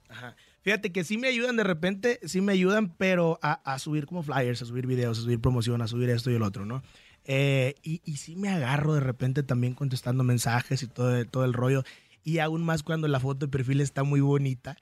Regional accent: Apatzingán, Michoacán, Mexico; soy originario de Patzingán, Michoacán

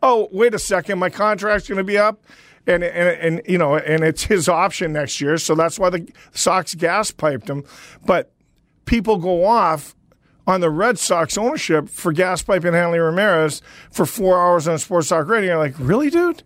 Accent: Northern Canada, Canada; I grew up in a small town in Northern Canada

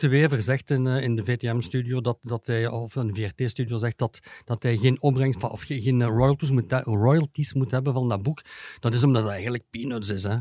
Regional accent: Leuven, Flanders, Belgium; ik ben van Leuven

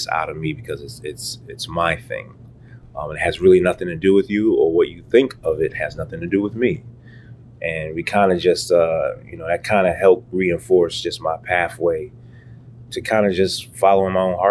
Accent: United States; I'm American, right? Mm-hmm. I was born here.

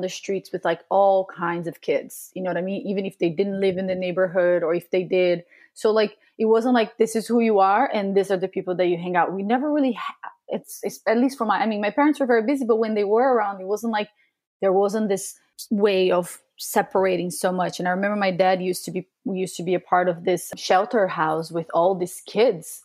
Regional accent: Brazil; moved away; when I growing up in Brazil

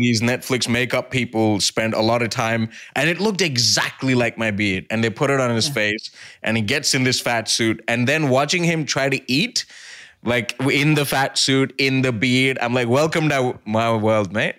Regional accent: near Mumbai, Maharashtra, India; also born or lived in Brisbane; now in Sydney, Australia; I grew up near Mumbai

